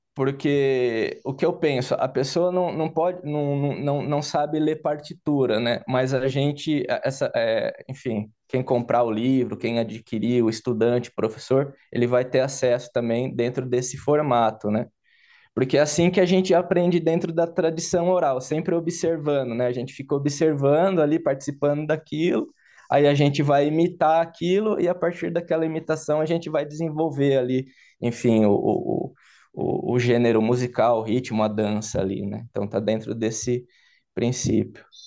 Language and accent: Portuguese; Brazil; eu sou brasileiro